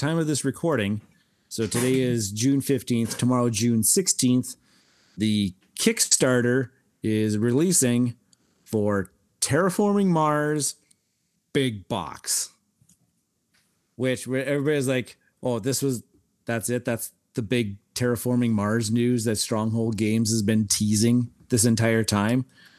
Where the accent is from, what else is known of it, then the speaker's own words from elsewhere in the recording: Saskatchewan, Canada; we're from Saskatchewan. We grew up playing Kaiser like a billion times.